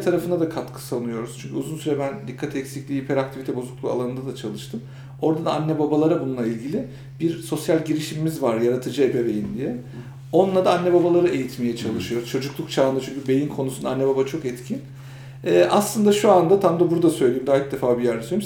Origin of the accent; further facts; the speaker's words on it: Kırşehir Province, Turkey; now in Istanbul, Turkey; ben de Kırşehirliyim